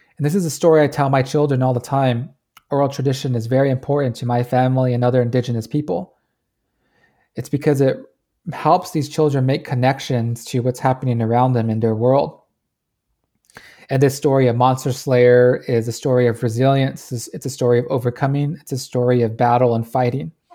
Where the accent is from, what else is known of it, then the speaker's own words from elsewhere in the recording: Navajo Nation, United States; moved away as an adult; I am joining you from the Navajo Nation